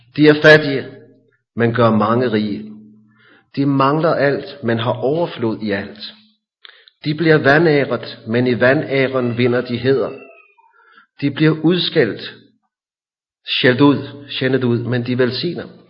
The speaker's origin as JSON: {"language": "Danish", "town": "Hillerød", "region": "Capital Region of Denmark", "country": "Denmark", "tie": "born or raised there", "said": "Da jeg var barn i Hillerød"}